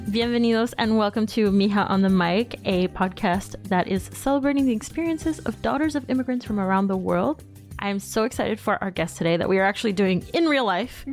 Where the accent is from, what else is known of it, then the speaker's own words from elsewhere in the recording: United States; moved away as an adult; now in France; being Latina and being from the States